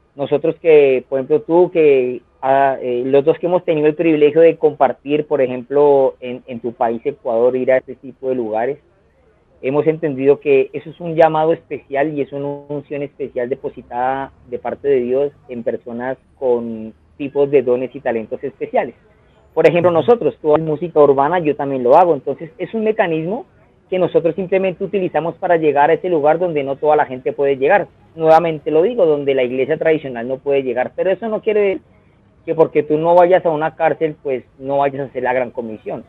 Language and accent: Spanish; Colombia; en mi país, Colombia